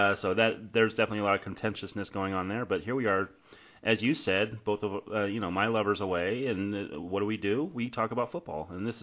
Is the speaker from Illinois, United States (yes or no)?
no; Bay Area, California, United States; growing up in the Bay Area